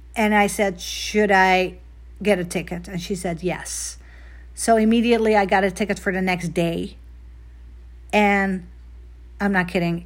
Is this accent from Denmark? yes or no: no; Netherlands; moved away; I was obviously born and raised in Holland, the Netherlands